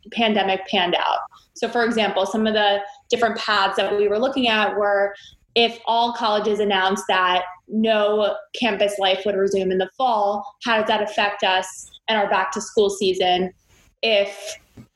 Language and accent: English; Potomac, Maryland, United States; now in New York City, United States; I grew up outside of DC in the Potomac, Maryland area.